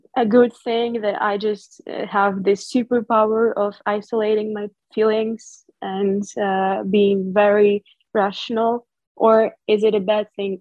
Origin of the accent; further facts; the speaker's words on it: Kharkiv, Kharkiv Oblast, Ukraine; moved away as an adult; go away from my hometown.